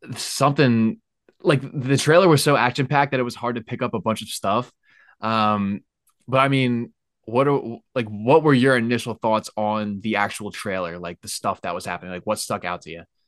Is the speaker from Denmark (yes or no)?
no; Lehigh Valley, Pennsylvania, United States; also born or lived in Alabama; I'm from Philly. Well, I'm from Lehigh Valley.